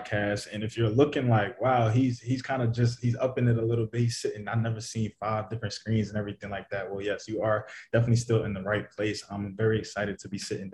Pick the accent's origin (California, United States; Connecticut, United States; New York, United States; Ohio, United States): New York, United States; New York City; also born or lived in Syracuse; I was born in the Bronx.